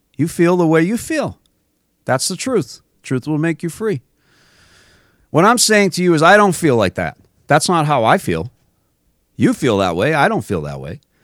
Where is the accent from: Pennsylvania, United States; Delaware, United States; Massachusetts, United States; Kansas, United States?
Massachusetts, United States; I grew up in Massachusetts